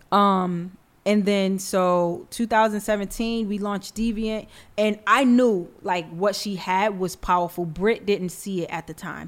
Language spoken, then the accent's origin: English; New York City, New York, United States; I'm from the Bronx.